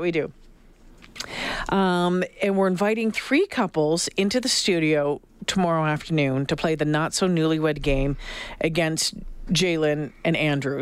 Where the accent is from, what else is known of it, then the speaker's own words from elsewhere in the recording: Northern Ontario, Canada; moved away; also born or lived in Sault Ste. Marie / Thunder Bay / Regina; a tough girl growing up in Northern Ontario